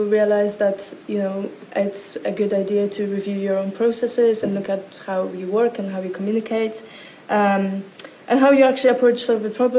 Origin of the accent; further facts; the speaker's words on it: Poland; moved away as an adult; now in London, United Kingdom; I am from a very far away village in Poland. Well, it's not actually a village, it's a very small town where nothing really happens. So when you get to about 20 years old, you have this insane pressure to suddenly pack up your stuff and leave